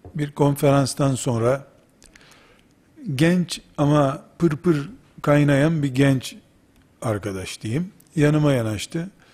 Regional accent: Black Sea Region, Turkey; Bizim Karadeniz deyimidir yarılık.

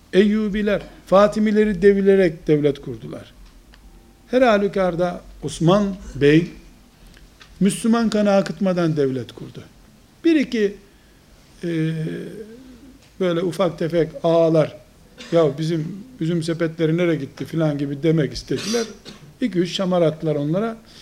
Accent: Trabzon, Turkey; Kuzey Karadeniz'de Trabzonluyum

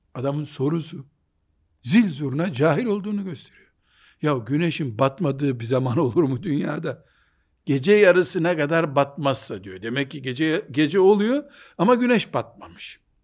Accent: Black Sea Region, Turkey; Bizim Karadeniz yöresinde hoca efendiler

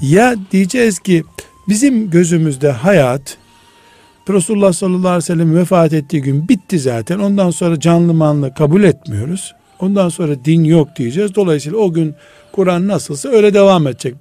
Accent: Black Sea Region, Turkey; now in Istanbul, Turkey; Bizim de Karadeniz'de

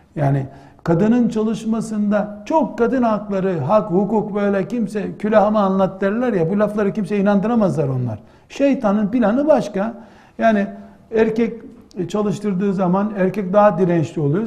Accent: Black Sea Region, Turkey; bizim yine Karadeniz deyimiyle

